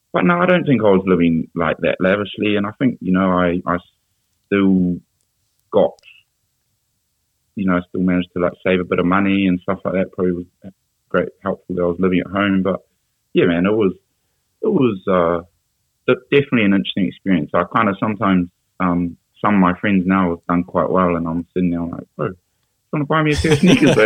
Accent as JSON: {"language": "English", "region": "Auckland", "country": "New Zealand", "tie": "born or raised there", "also_born_or_lived": "Glasgow / London", "moved": "as an adult", "said": "growing up in Auckland"}